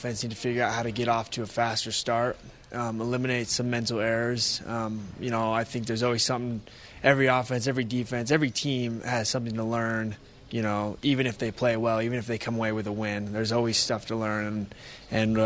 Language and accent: English; United States; moved away; I'm from Washington